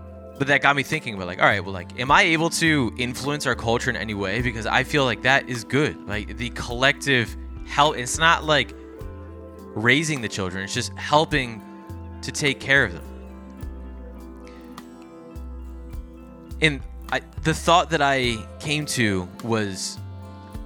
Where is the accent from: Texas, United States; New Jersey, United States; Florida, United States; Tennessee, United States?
New Jersey, United States; I grew up in South Jersey